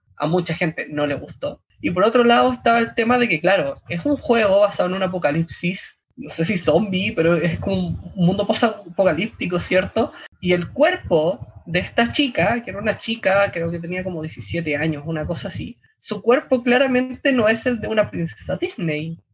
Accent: Santiago, Santiago Metropolitan Region, Chile; Soy de Santiago

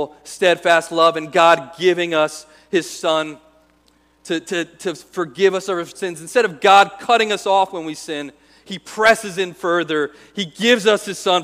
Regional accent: United States; as American Christians

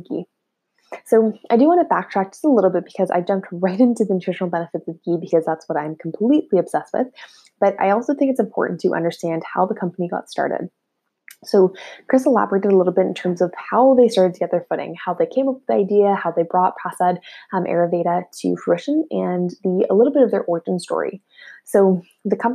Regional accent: Ottawa, Ontario, Canada; I'm personally from Ottawa

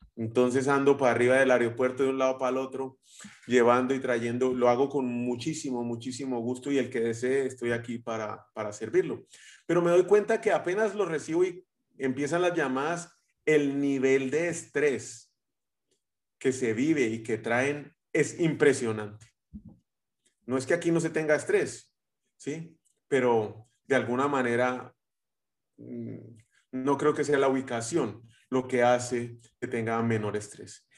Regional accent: Guatemala; los guatemaltecos vamos a México eh, y, empezamos a terminar o terminamos hablando como, como los mexicanos

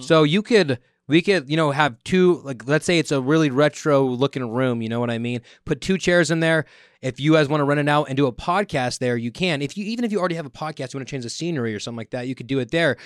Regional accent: Merced, California, United States; growing up in the area of the Central Valley

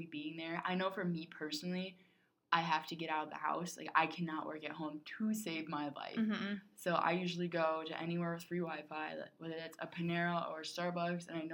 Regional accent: United States; as an American

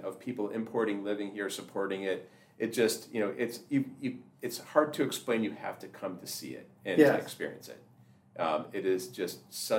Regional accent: near Toronto, Ontario, Canada; now in Dallas, United States; I grew up near Toronto

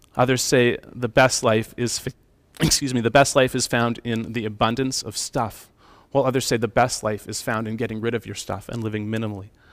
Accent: Calgary, Alberta, Canada; growing up in Calgary in the city

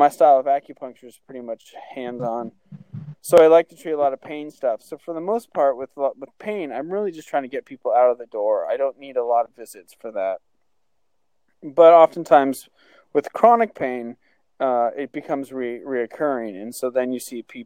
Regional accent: Albany, Oregon, United States; I grew up in Albany, Oregon

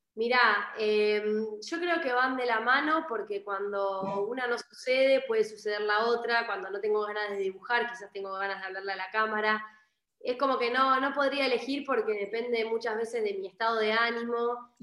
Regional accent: Argentina; moved away as an adult; also born or lived in Buenos Aires, Argentina; estoy como en mi ciudad donde yo nací, ahora me volví por la pandemia

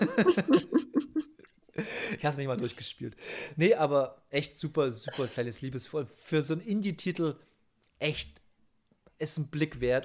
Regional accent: Saxony, Germany; bei uns in Sachsen

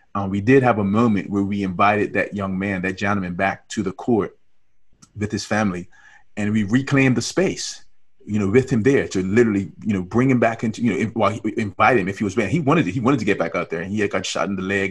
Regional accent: Bermuda; moved away; I was born and raised in Bermuda

